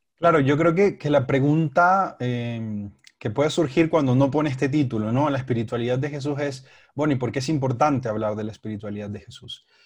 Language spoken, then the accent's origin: Spanish; Panama; moved away as an adult; now in Bogotá, Colombia; soy de Panamá, hace tres años vivo aquí en la ciudad de Bogotá